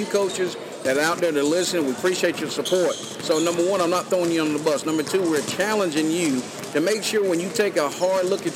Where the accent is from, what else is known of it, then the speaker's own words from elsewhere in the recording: near Sanford, North Carolina, United States; His church is in Sanford, North Carolina, not too far from my hometown, US 1 North.